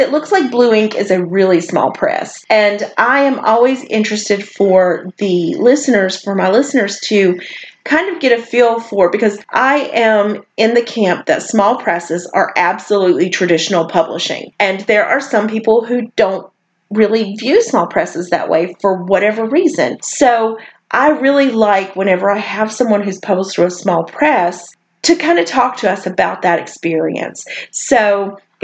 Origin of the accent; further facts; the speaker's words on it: North Carolina, United States; now in Arkansas, United States; I'm from North Carolina, so even though I live in Arkansas now